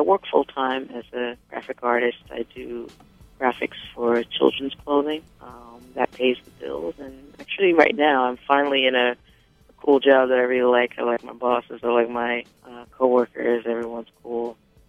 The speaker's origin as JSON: {"language": "English", "town": "Teaneck", "region": "New Jersey", "country": "United States", "tie": "born or raised there", "also_born_or_lived": "Brooklyn, New York", "moved": "yes", "said": "And it's about me growing up in New Jersey and eventually coming to New York to go to school and then eventually working. And it's, you know, all the adventures growing up in Teaneck"}